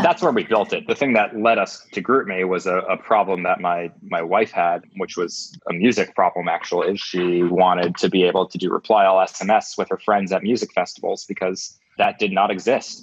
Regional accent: New Jersey, United States; also born or lived in New York City; I grew up in New Jersey

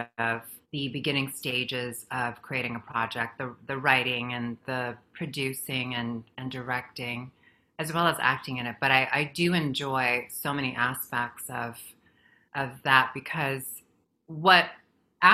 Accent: Guam; moved away as an adult; also born or lived in Philippines; now in Los Angeles, United States; where I grew up in Guam, I migrated from the Philippines where I was born to Guam.

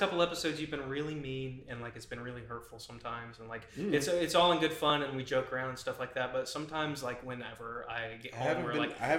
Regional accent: United States; Yeah. I'm American. I know where my heart is.

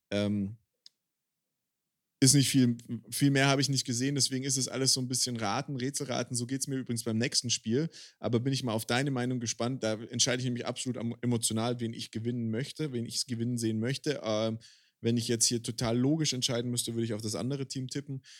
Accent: Baden-Württemberg, Germany; oder weil ich halt als Schwabe irgendwie auch für Stuttgart sein muss, zumindest in der ELF.

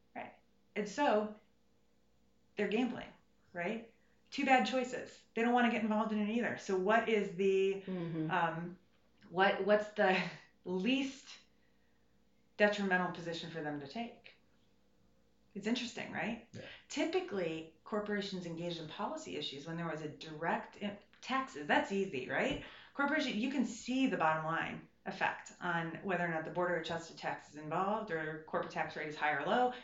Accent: Ohio, United States; moved away as an adult; now in Washington, United States; I come from a place of real America. I come from Ohio.

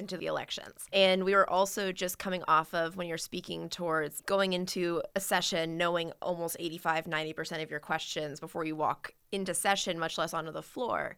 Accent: Richmond, Virginia, United States; growing up in Richmond

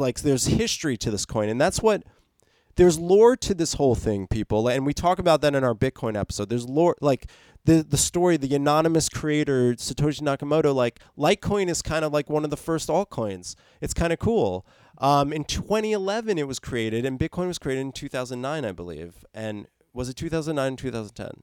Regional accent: New Jersey, United States; New Jersey, my hometown

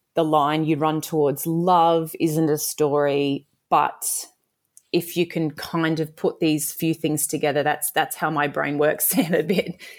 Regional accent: Toowoomba, Queensland, Australia; I grew up in Toowoomba

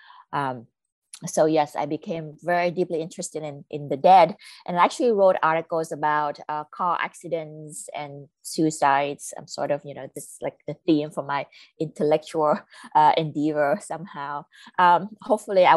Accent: Vietnam; moved away; I was born in Vietnam

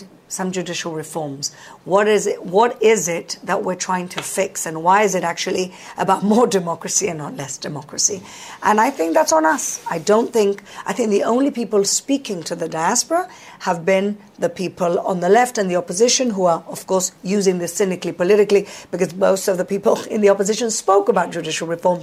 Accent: Gibraltar; now in Jerusalem, Israel; I'm from Gibraltar

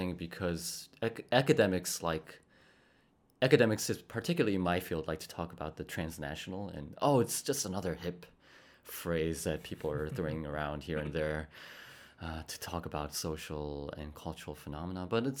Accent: Bogotá, Colombia; born there; also born or lived in Spain / Costa Rica / Poland / South Korea; So I was born in Bogota, Colombia.

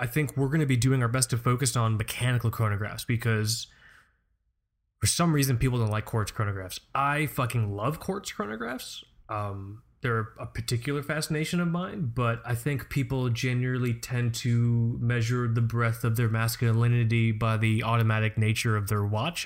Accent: Florida, United States; moved away; also born or lived in Amityville, Long Island, New York; I grew up in Florida

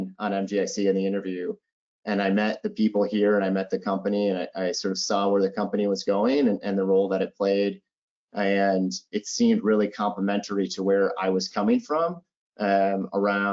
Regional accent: Minneapolis, Minnesota, United States; I am originally from Minneapolis. I grew up in Minneapolis

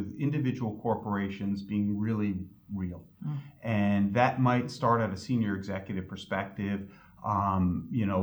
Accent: New York, United States; now in Connecticut, United States; I grew up in New York, which borders Connecticut

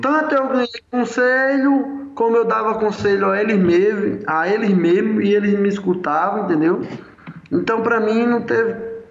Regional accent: Marizá, near Mossoró, Rio Grande do Norte, Brazil; onde eu nasci, o Marizá, aqui em Mossoró, onde eu convivo

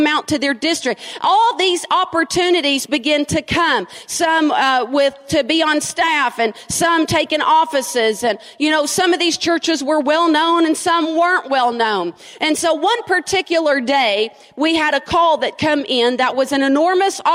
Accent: Frankfort, United States; moved away; I'm from Frankfort. And Frankfort's small. We have 27,000 people in my town

